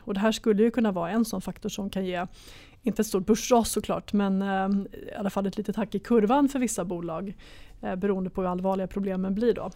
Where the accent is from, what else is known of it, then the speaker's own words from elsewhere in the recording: Sweden; som svensk sparare